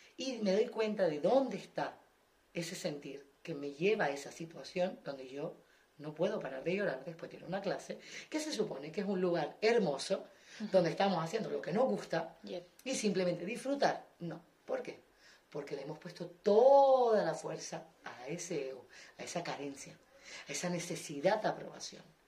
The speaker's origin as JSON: {"language": "Spanish", "region": "Canary Islands", "country": "Spain", "tie": "born or raised there", "moved": "yes", "said": "yo, por ejemplo, que vengo de Canarias, que solo había jazz"}